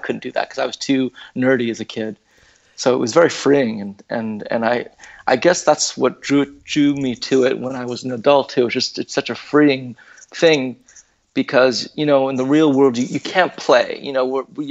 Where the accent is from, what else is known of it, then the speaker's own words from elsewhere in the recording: California, United States; I was born and raised here